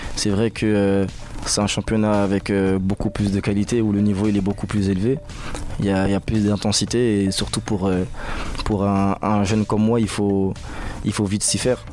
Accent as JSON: {"language": "French", "area": "Paris suburbs", "region": "Île-de-France", "country": "France", "moved": "yes", "said": "On vient souvent des, banlieues de Paris"}